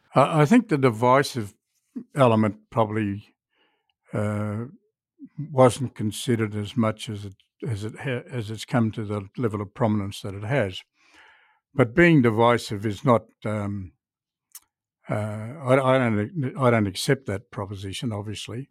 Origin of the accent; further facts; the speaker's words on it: Australia; as, uh, Australians